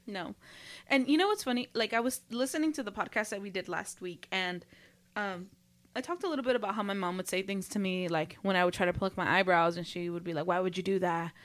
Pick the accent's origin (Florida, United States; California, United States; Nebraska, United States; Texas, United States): California, United States; Los Angeles; we grew up in L